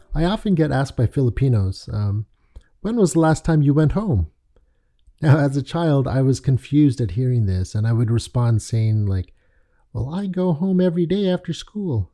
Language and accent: English; Toronto, Ontario, Canada; also born or lived in London, Ontario / Richmond Hill; spent my childhood in Toronto, and the majority of my youth and adult life have been spent in a suburb just north of Toronto called Richmond Hill